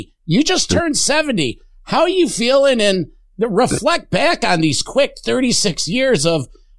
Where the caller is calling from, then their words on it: East Hanover, New Jersey, United States; of Metal Walt from East Hanover, New Jersey.